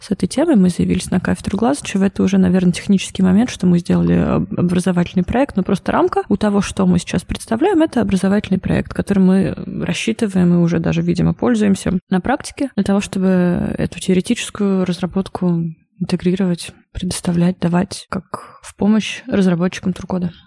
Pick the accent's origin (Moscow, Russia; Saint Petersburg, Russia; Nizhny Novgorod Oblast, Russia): Nizhny Novgorod Oblast, Russia; Nizhny Novgorod; Приехала я из Нижнего Новгорода